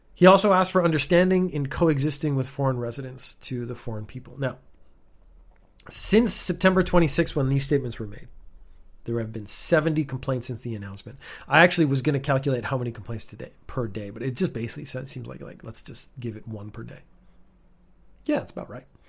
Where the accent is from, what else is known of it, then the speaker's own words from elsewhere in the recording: Canada; moved away as an adult; also born or lived in United Kingdom / Northern Ireland; now in Japan; I was born in the United Kingdom, went to Canada when I was a baby. That's why I don't sound British or Northern Irish in this case. Grew up in Canada.